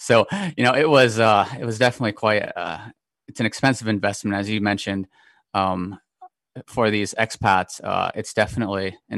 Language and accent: English; Tokyo, Japan; I was born in Tokyo, Japan, back in 1986. My dad was an American, mom Japanese, so what you call half.